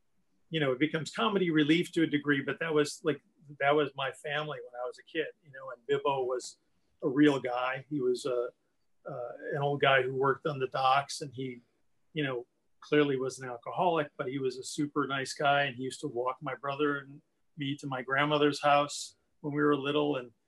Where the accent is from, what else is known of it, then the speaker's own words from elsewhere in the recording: Milwaukee, Wisconsin, United States; Southside, Milwaukee. Yeah. We were right across.